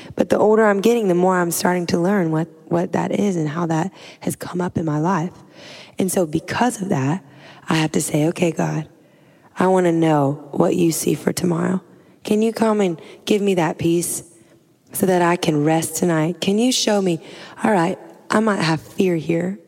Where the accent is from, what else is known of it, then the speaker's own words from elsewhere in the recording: Louisiana, United States; I'm from Louisiana. I'm like a swamp girl